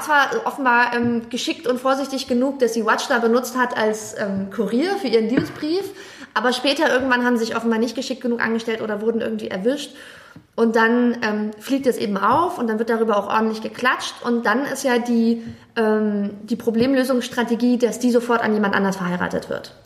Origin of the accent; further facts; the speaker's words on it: Germany; also born or lived in Jeddah, Saudi Arabia; bei uns in Deutschland